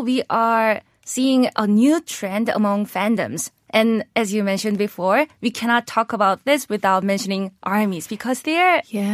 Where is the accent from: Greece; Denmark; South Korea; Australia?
South Korea; moved away as an adult; also born or lived in Pennsylvania, United States; I was born and raised in Korea